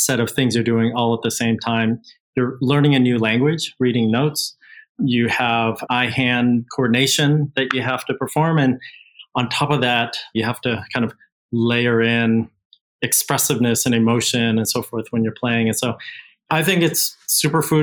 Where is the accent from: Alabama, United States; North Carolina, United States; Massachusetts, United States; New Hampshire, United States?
Massachusetts, United States; Boston; moved away as an adult; also born or lived in Switzerland / California; now in Singapore; I grew up in Boston, Massachusetts